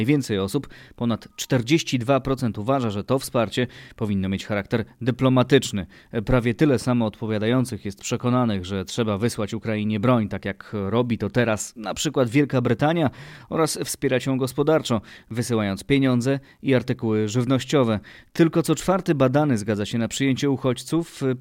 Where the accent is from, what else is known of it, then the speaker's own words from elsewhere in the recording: Belarus; bo ja jestem też z Białorusi i u nas też jest trudna sytuacja